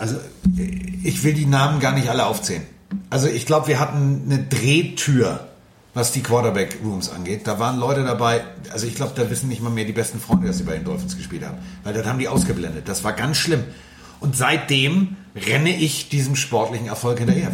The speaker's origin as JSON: {"language": "German", "region": "Hamburg", "country": "Germany", "said": "Also ich bin Hamburger"}